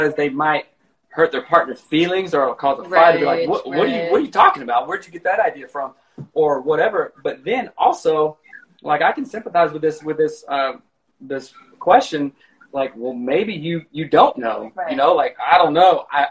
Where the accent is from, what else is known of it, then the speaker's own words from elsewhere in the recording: South Carolina, United States; I grew up in South Carolina, you know, it's part of the Bible Belt